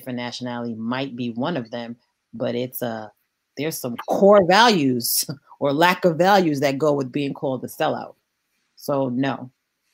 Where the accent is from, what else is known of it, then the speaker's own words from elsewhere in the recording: New York City, New York, United States; I'm from East New York. Like, I grew up jumping over homeless people and holding my lunch money close to get to school.